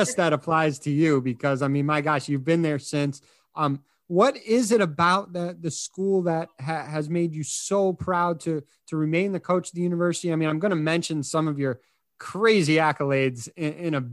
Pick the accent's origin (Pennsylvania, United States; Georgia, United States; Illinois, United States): Illinois, United States; Chicago; I'm from Chicago